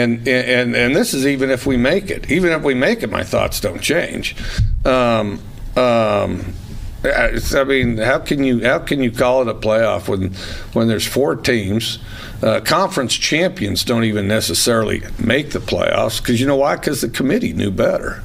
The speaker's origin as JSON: {"language": "English", "country": "United States", "said": "we're American"}